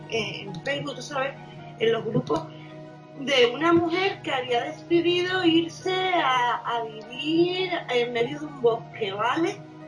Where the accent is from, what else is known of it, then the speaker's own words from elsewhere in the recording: Spain; Porque tú eres, por ejemplo, de México, yo soy de España